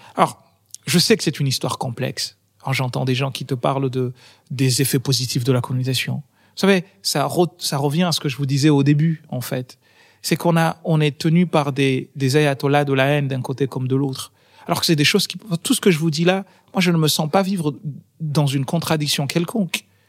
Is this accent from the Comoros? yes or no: yes; Comoros; now in France; mon pays a été une colonie française et mon pays d'origine a été une colonie française